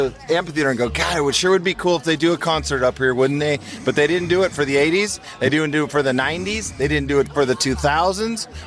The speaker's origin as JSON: {"language": "English", "town": "Mill Valley", "region": "California", "country": "United States", "tie": "born or raised there", "said": "Growing up in Mill Valley"}